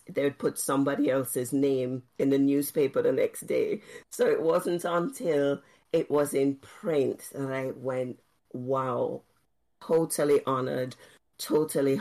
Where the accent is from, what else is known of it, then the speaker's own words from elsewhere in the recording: Jamaica; moved away as an adult; also born or lived in Oxford, United Kingdom; growing up in Jamaica. I never ever thought I would live outside of Jamaica